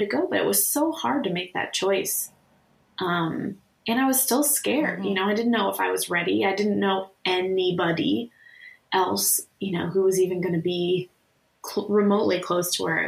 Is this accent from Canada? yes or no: no; Chicago, Illinois, United States; moved away as an adult; also born or lived in Washington, D.C.; we're from the Chicago area